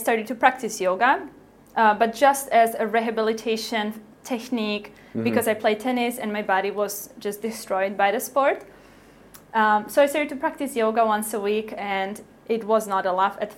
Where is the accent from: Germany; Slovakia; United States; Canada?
Slovakia; moved away as an adult; I grew up in Slovakia